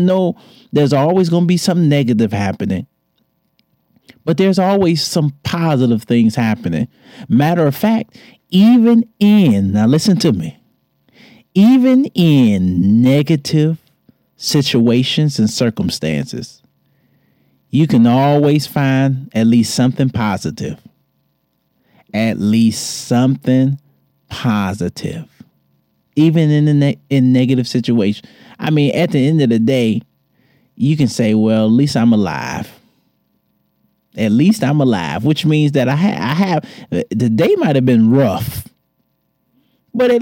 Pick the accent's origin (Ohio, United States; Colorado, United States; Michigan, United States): Michigan, United States; Detroit; moved away; Shout out to my hometown. Shout out to the D